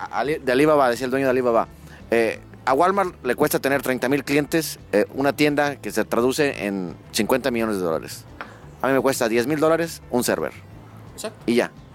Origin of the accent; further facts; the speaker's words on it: northern Mexico, Mexico; accent: norteño; yo soy de México, del norte de México